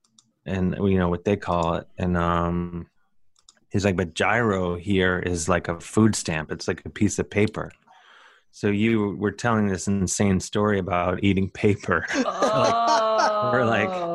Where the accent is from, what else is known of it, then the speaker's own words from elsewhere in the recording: Cleveland, Ohio, United States; I'm from Cleveland, so I'm a hillbilly